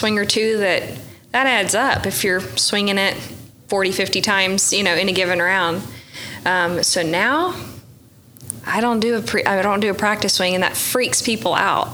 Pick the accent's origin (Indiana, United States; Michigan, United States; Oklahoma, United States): Oklahoma, United States; I grew up in Oklahoma with crap conditions